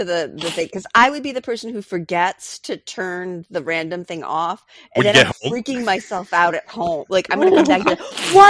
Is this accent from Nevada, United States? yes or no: no; New York, United States; moved away; I grew up in New York.